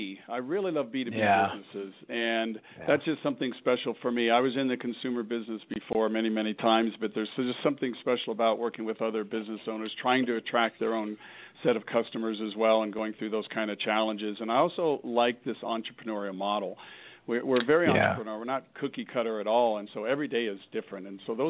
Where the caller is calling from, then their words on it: Centennial, Colorado, United States; I'm calling from my office in our home office in the suburb of Centennial, which is a suburb of Denver, Colorado.